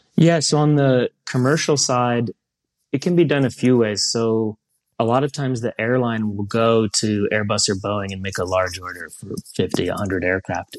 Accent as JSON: {"language": "English", "town": "Columbus", "region": "Ohio", "country": "United States", "tie": "born or raised there", "also_born_or_lived": "Europe", "moved": "as an adult", "said": "I grew up in Columbus, Ohio, right near, uh, a General Aviation Airport, Don Scott"}